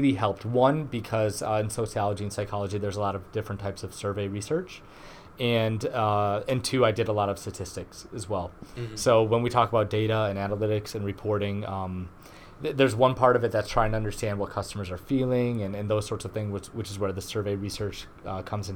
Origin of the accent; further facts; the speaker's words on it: Garden City, Michigan, United States; I'm a Michigan native. I grew up in Garden City, Michigan.